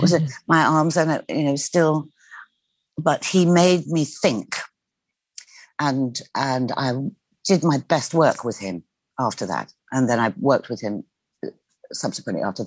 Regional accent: United States; now in United Kingdom; I'm being brought up as an American on I Love Lucy and Phil Silvers

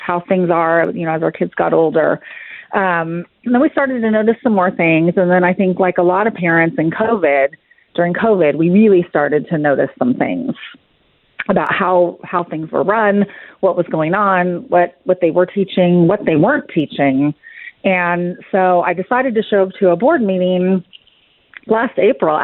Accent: California, United States; moved away as an adult; now in Frisco, United States; I was born and raised in California, lived there my entire life

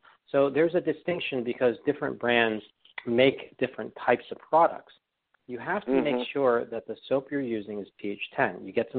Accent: New York, United States; I learned that from being a New Yorker and right outside of this epicenter, right?

